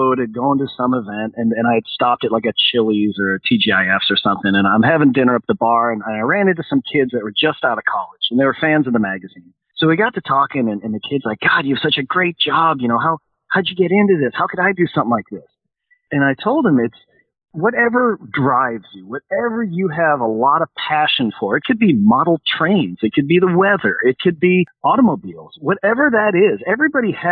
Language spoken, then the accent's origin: English; Chicago, Illinois, United States; growing up in Chicago